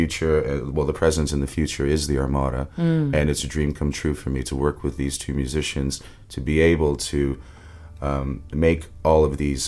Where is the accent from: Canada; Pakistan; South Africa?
Canada; Windsor, Ontario; I grew up in Windsor, Ontario, which is right across the border from Detroit.